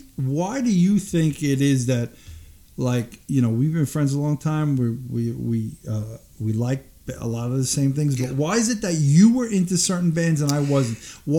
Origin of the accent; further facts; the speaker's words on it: New York City, New York, United States; I grew up in Brooklyn, in Cheapside Bay, where disco was pretty much prevalent.